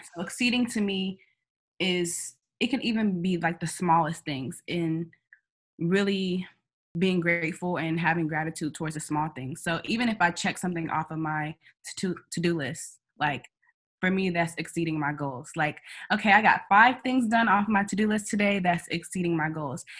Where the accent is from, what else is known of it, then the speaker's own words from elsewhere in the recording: Kansas City, Missouri, United States; moved away as an adult; also born or lived in New York City; now in New York, United States; I'm from Kansas City, Missouri